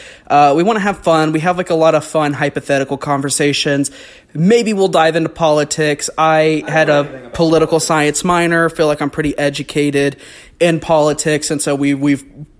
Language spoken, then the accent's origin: English; North Carolina, United States; also born or lived in Missouri; was part of a Christian homeschool group when my family moved to North Carolina.